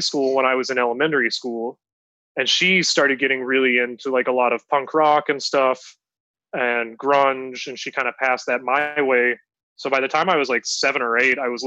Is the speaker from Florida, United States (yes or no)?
no; Dallas, Texas, United States; moved away as an adult; also born or lived in New York City; I grew up in Dallas, Texas